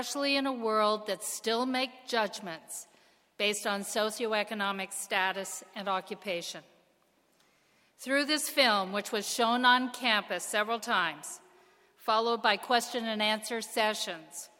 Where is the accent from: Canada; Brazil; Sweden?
Canada; now in United States; as a Canadian